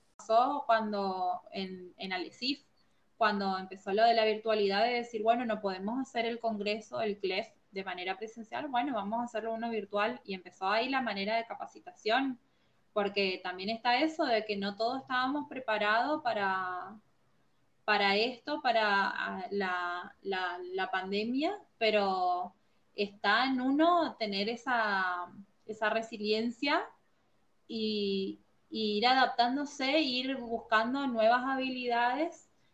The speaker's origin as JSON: {"language": "Spanish", "region": "Formosa", "country": "Argentina", "said": "soy de Formosa, Argentina, y actualmente estoy trabajando en la Dirección de Bosques del Chaco"}